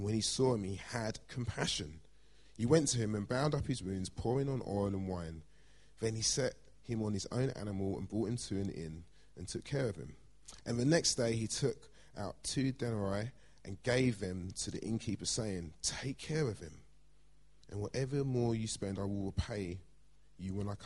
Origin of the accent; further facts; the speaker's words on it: London, United Kingdom; I grew up in Blackheath. I'm a South East London boy